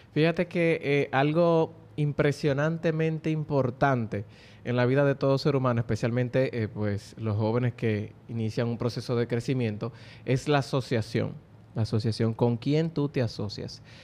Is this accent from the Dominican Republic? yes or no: yes; Dominican Republic